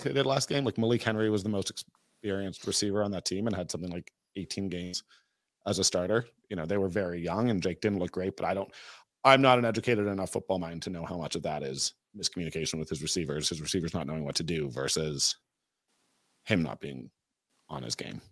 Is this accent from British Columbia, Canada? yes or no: no; Toronto, Ontario, Canada; I'm from Toronto